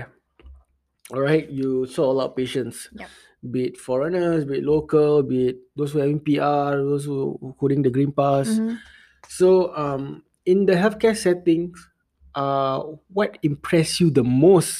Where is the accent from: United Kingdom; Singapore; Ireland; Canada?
Singapore; I grew up in Singapore